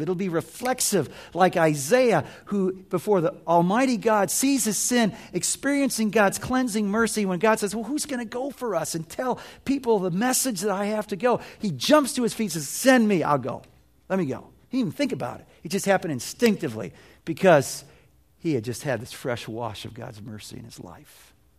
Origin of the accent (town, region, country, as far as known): United States